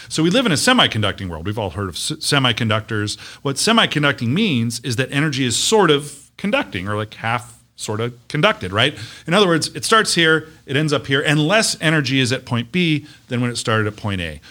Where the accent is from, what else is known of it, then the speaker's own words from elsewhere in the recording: Las Vegas, Nevada, United States; I'm a kid from Las Vegas. I believe in this town. I've watched it grow up